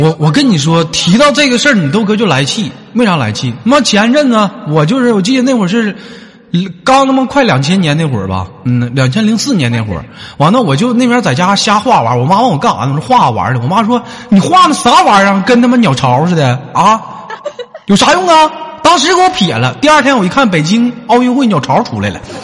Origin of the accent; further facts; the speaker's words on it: Northeast China, China; 我们东北那边